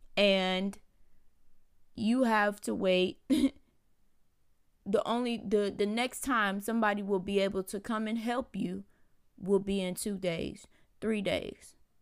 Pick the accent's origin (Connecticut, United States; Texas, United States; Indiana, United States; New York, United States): Texas, United States; Houston; I'm from Houston